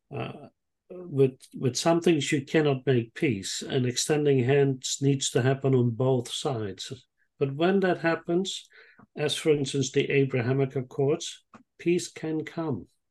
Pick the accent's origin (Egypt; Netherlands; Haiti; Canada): Netherlands; moved away as an adult; also born or lived in Israel; now in Sydney, Australia; I grew up in the Netherlands and I lived there for some 20 years